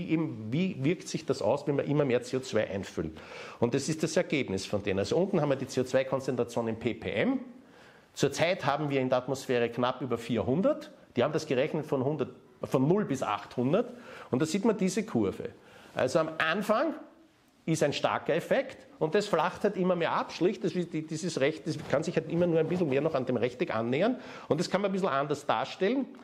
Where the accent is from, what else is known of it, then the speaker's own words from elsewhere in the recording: Austria; das lernt man in der Mathematik in der Oberstufe bei uns in Österreich